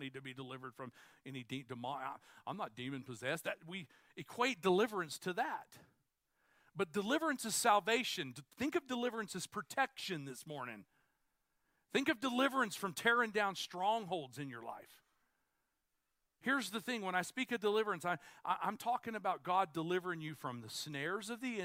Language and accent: English; United States; I'm an American